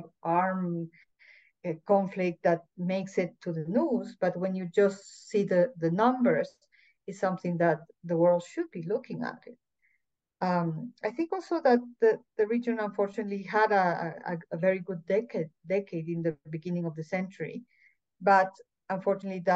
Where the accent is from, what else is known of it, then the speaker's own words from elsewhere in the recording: Ecuador; also born or lived in El Salvador; I am from Ecuador.